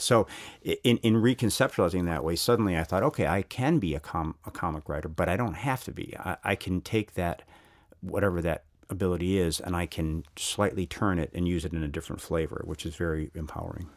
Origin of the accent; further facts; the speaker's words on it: United States; as an American